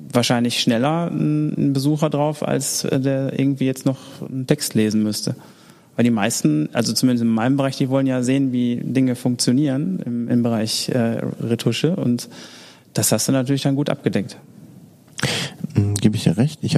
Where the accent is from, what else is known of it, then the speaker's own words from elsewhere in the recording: Oberhausen, North Rhine-Westphalia, Germany; now in Düsseldorf, Germany; ich komme ursprünglich aus Oberhausen mhm. und äh, da ist jetzt nicht so viel zu holen